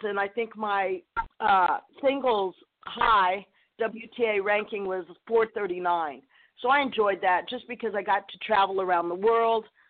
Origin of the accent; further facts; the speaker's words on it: New Mexico, United States; played junior tennis in New Mexico